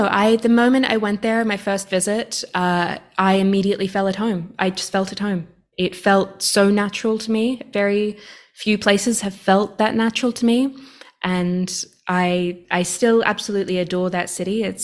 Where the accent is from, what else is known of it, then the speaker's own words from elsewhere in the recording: Australia; I, I think as an Australian, in some ways, uh, Canada is a little bit like a cold Australia